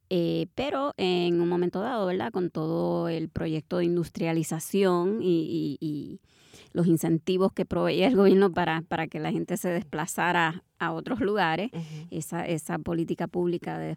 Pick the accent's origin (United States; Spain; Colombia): United States; Bronx, New York; born there; Eh, pero sí, los demás y las demás nacimos allá, en el Bronx.